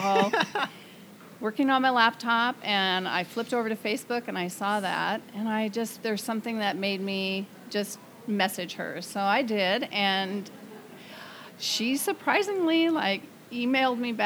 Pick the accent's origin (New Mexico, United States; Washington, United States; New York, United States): Washington, United States; Stanwood; also born or lived in Mount Vernon, Washington; I grew up in Stanwood and lived here through seventh grade, moved to Mount Vernon in eighth grade